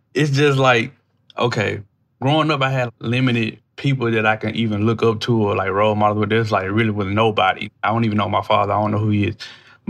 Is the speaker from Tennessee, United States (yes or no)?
yes; Memphis, Tennessee, United States; just like the guy right here, Dallas Taylor, you know what I'm saying? I'm from Memphis, Tennessee.